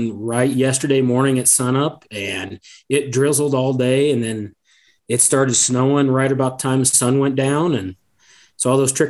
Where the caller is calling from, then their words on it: Sidney, Nebraska, United States; So I am in Sydney, Nebraska.